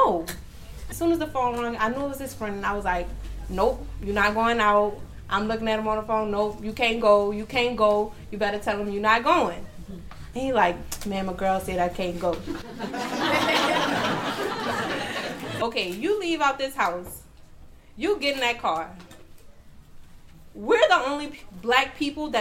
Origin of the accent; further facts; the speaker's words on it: New Orleans, Louisiana, United States; I grew up in New Orleans